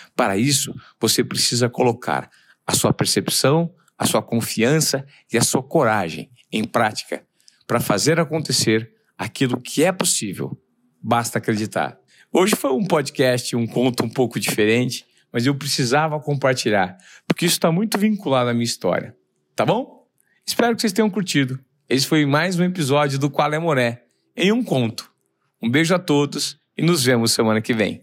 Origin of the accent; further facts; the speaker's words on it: Presidente Venceslau, São Paulo, Brazil; Eu sou de Presidente Venceslau, interior de São Paulo